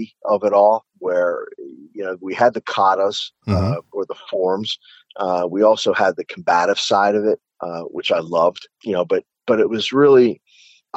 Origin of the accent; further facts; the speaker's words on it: Philadelphia, Pennsylvania, United States; also born or lived in West Palm Beach, Florida; now in Florida, United States; I grew up in Philadelphia, Pennsylvania